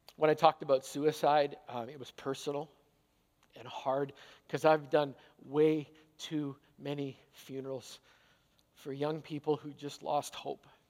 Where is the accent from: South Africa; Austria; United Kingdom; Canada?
Canada; I'm a Canadian hockey player